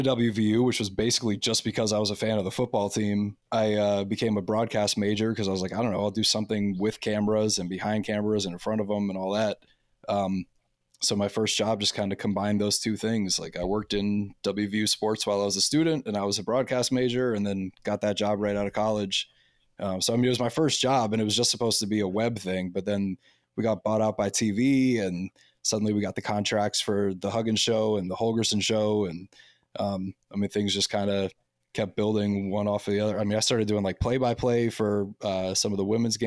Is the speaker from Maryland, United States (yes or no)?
yes; Ashton, Maryland, United States; moved away; I'm from Maryland